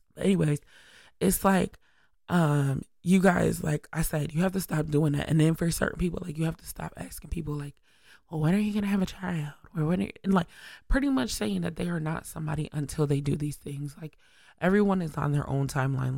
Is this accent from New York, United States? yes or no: yes; Syracuse, New York, United States; I'm just a regular, regular, schmegular girl from upstate New York, S Y in the building. And it's like, I'm just from Syracuse